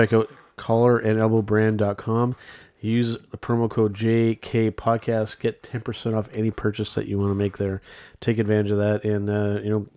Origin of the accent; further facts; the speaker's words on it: Canada; being Canadian